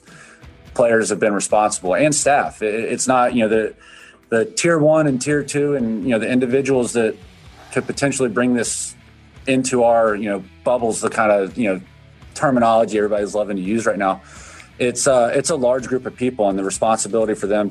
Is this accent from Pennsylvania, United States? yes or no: no; Florida, United States; I'm from Florida. I read my local paper every day